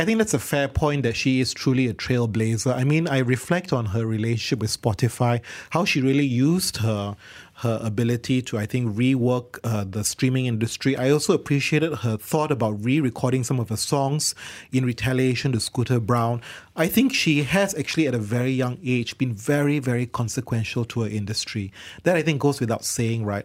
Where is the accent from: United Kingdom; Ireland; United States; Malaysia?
Malaysia; in our country where we are diverse and multicultural